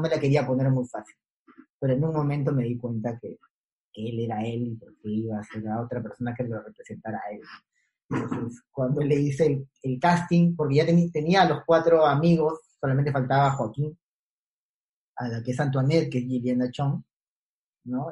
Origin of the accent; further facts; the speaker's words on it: Callao, Peru; fui a vivir al, barrio donde crecí, que es en el Callao, por, el aeropuerto. Yo cuando fui a vivir ahí, muy niño